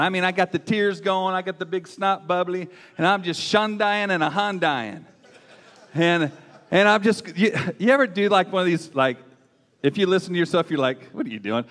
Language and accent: English; Southern Oregon, United States; I'm kind of a redneck. I'm from Southern Oregon.